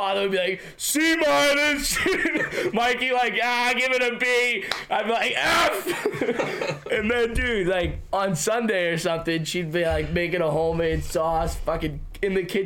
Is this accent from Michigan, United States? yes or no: no; Medford, Massachusetts, United States; we're from Medford